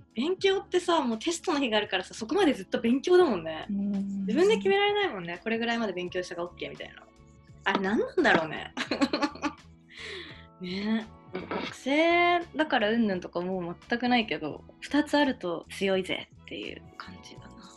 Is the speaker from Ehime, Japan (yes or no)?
no; Tokyo, Japan; 私3月生まれなんですよで東京出身なんです